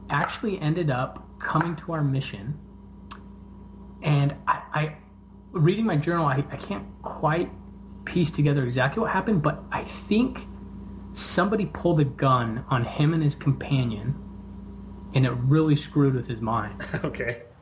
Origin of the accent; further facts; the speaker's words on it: Brigham City, Utah, United States; moved away as an adult; now in Las Vegas, United States; From Brigham City. Brigham City